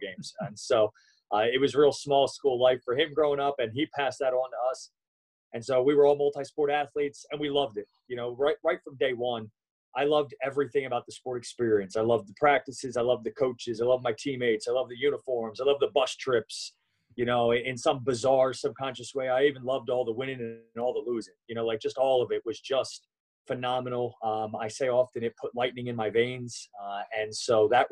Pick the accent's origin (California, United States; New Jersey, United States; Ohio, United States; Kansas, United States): New Jersey, United States; I was raised in South Jersey, right outside of Philly